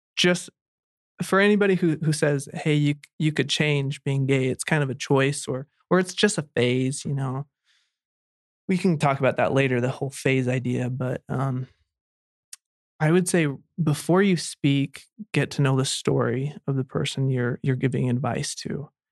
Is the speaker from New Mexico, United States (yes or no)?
no; Pocatello, Idaho, United States; I grew up in Idaho and, uh, and in Pocatello, Idaho